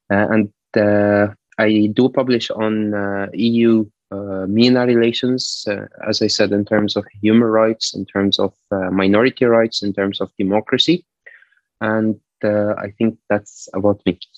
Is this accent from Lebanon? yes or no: yes; Lebanon; also born or lived in Netherlands / Canada; now in Maastricht, Netherlands; I'm originally from Lebanon, where I am at the moment for the next few days.